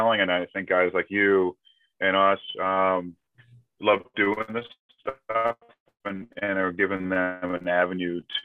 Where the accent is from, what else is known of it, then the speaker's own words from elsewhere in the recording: Keene, New Hampshire, United States; now in Manchester-by-the-Sea, United States; I'm actually originally from New Hampshire, from Keene, New Hampshire, but now I live just north of Boston.